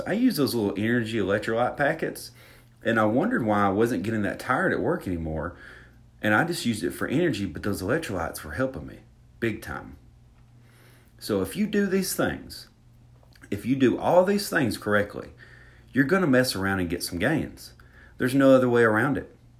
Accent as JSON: {"language": "English", "region": "Alabama", "country": "United States", "accent": "Southern", "said": "I'm from Alabama. I'm from Alabama"}